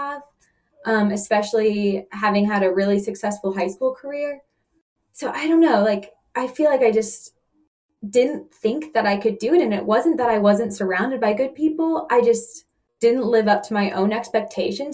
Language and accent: English; Atlanta, Georgia, United States; I grew up in Atlanta